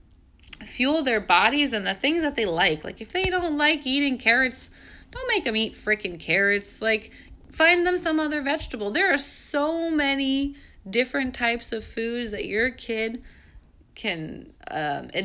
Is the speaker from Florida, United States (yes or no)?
no; New York, United States; moved away; I'm from New York